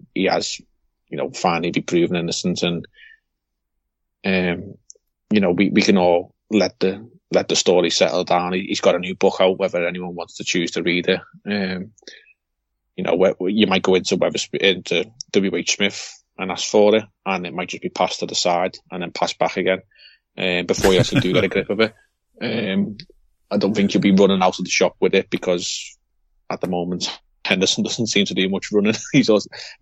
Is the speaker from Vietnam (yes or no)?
no; Liverpool, North West England, United Kingdom; We as a Scouser probably hear things that, or we probably say things that other people hear and don't understand what actually we've just said